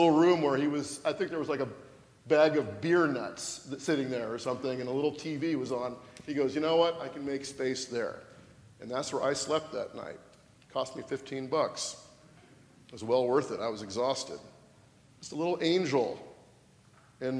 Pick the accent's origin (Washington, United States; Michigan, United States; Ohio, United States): Washington, United States; moved away as an adult; also born or lived in California; from my home state of Washington to California and back